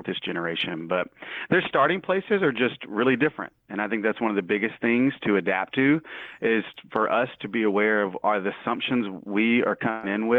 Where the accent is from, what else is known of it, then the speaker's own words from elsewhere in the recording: Mississippi, United States; also born or lived in New York City; now in Little Rock, United States; I'm from Mississippi